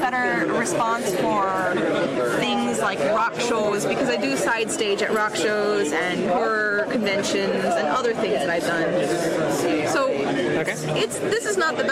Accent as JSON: {"language": "English", "town": "South Bend", "region": "Indiana", "country": "United States", "said": "I am from Southend, Indiana."}